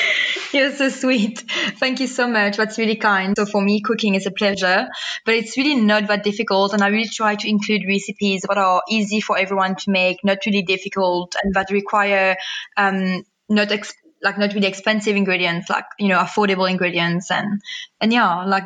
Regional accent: Mauritius; now in Cape Town, South Africa; I was born and raised in Mauritius in a very much non vegan family

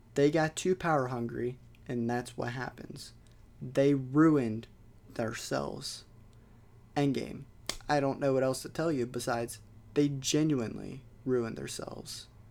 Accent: United States

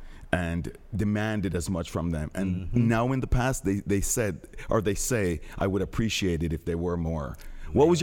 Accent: Jamaica; I'm Jamaican

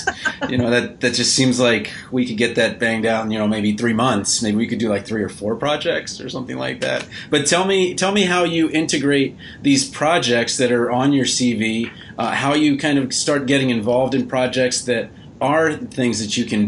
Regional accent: Maryland, United States; I'm from Maryland

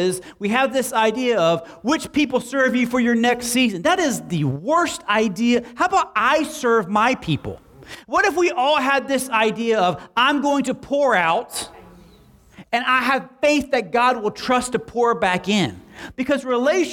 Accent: Slapout, Oklahoma, United States; I was raised in Slapout

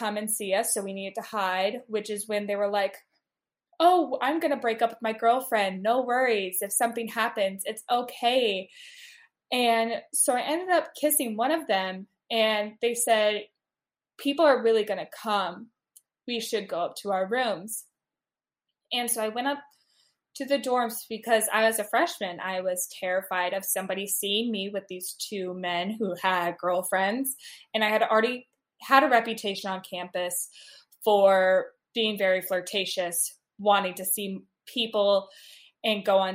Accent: Midwest, United States; also born or lived in Washington, D.C.; I have been born and raised in the Midwest

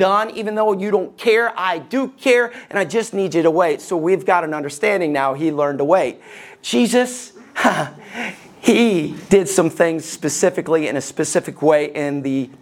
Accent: Alabama, United States; Growing up in Alabama

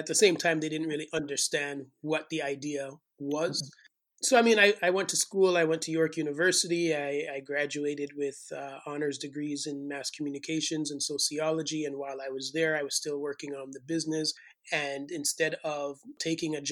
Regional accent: Jamaica; moved away; also born or lived in St. Thomas, Jamaica; growing up in Jamaica

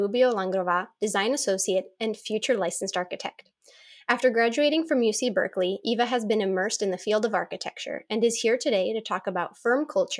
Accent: Czechia; moved away; we're both from the Czech Republic

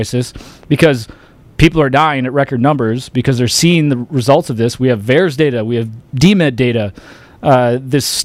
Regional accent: Royal Oak, Michigan, United States; I'm from Michigan in Royal Oak.

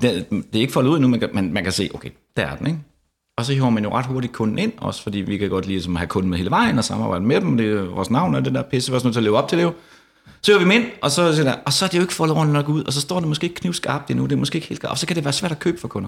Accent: Denmark; moved away as an adult; also born or lived in Frederikshavn / Copenhagen; Jeg er fra Jylland, som andre kan høre

